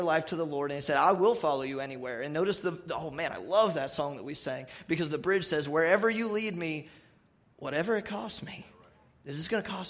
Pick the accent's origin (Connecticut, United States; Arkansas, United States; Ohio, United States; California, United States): Ohio, United States; New Philadelphia; I grew up in First Baptist Church of New Philadelphia since I was born